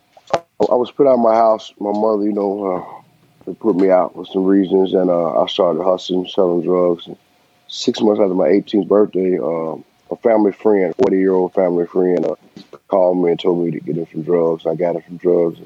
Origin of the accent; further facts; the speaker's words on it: Bowling Green, Kentucky, United States; I'm originally from Bowling Green, Kentucky, which I was born and raised